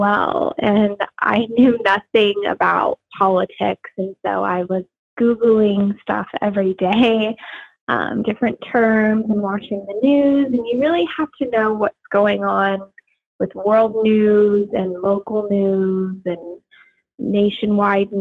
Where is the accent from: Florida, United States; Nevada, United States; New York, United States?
Nevada, United States; Las Vegas; moved away as an adult; also born or lived in Arizona; now in Los Angeles, United States; I would rather represent my home state of Nevada. I was born and raised in Las Vegas.